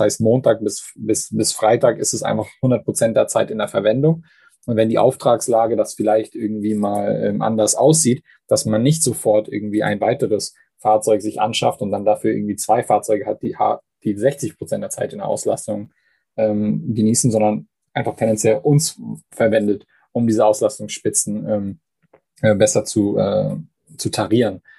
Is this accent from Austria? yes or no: no; Canada; moved away; gebürtiger Kanadier